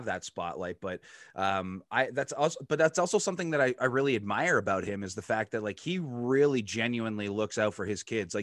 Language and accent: English; Canada